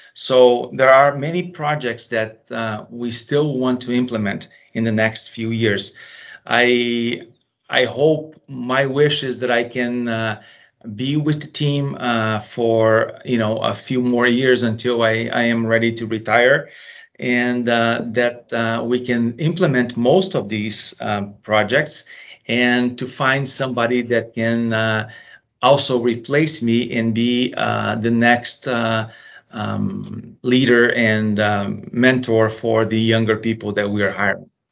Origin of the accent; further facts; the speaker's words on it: Brazil; now in United States; I was originally from Brazil